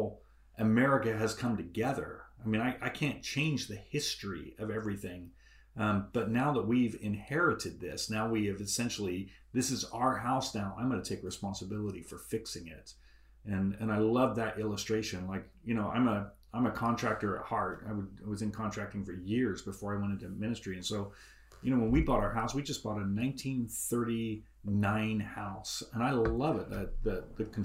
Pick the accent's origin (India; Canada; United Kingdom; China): United Kingdom; now in Modesto, United States; as a British guy